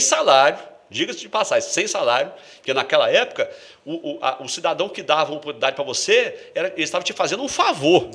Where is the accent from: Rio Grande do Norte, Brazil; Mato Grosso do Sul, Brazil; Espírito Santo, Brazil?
Espírito Santo, Brazil; Vila Velha; Eu sou canela verde, eu nasci aqui em São Torquato